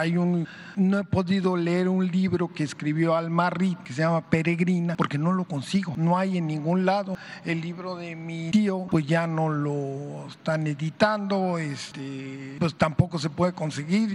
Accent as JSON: {"language": "Spanish", "region": "Yucatán", "country": "Mexico", "moved": "yes", "said": "aquí en mi tierra, en Yucatán"}